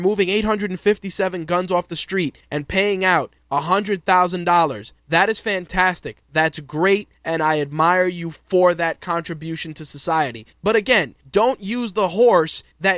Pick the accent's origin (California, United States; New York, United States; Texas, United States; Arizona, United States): New York, United States; New York City; growing up in New York City in the late 80s